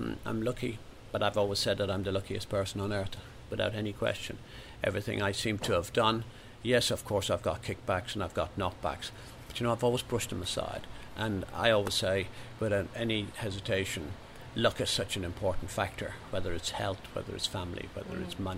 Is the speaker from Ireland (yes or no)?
yes; Ireland; And the reason why I'm so involved in this is really because I know what it was like growing up in Ireland